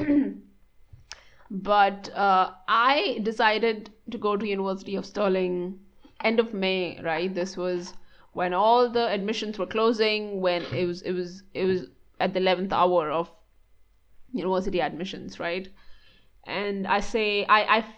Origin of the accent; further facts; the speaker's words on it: Maharashtra, India; moved away as an adult; also born or lived in Mumbai / Pune / Scotland; I was born and brought up in this state called Maharashtra.